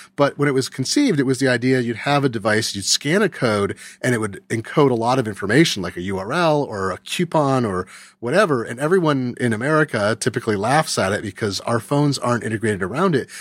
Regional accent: California, United States; I grew up in California.

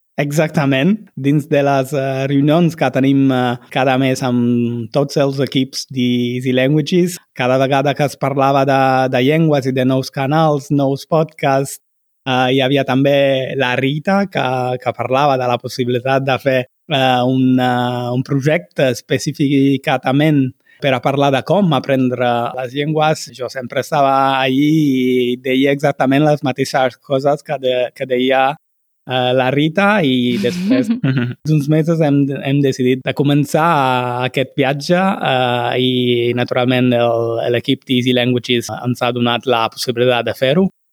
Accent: Naples, Campania, Italy; Catalan is a second language; jo sóc de, de Nàpols, que es troba al sud d'Itàlia

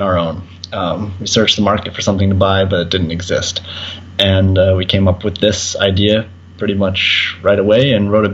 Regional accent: Colorado, United States; Born and raised in Colorado

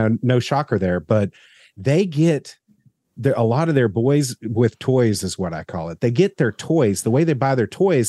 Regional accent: the South, United States; as a Southerner

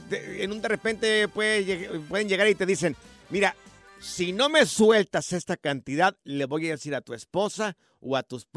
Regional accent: Jalisco, Mexico; Yo soy del estado de Jalisco, pero tengo familia allá en Aguascalientes.

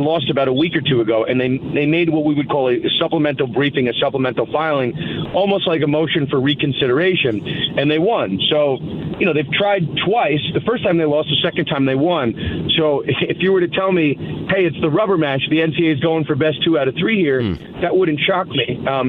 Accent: New York, United States; I'm from New York

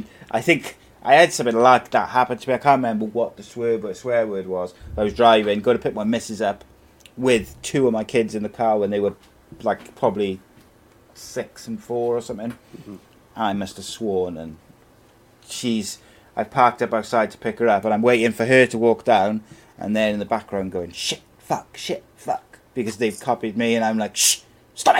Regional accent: Wales, United Kingdom; I'm from Wales

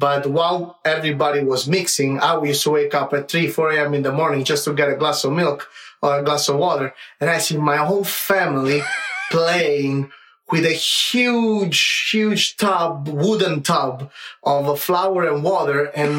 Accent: Naples, Campania, Italy; accent: Italian; English is a second language; moved away; I come from Naples.

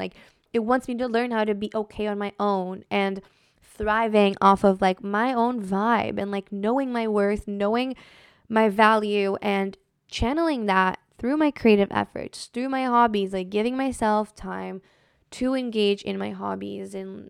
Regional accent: Brazil; now in United States; Like, especially when I moved to the United States from Brazil, like, I just felt so different than everyone around me.

